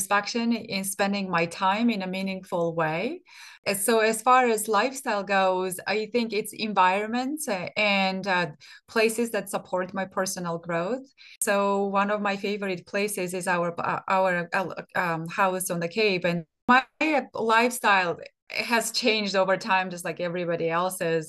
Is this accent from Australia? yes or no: no; Armenia; moved away as an adult; I grew up in I was born in Soviet Armenia. And by the time I graduated from high school, Soviet Union didn't exist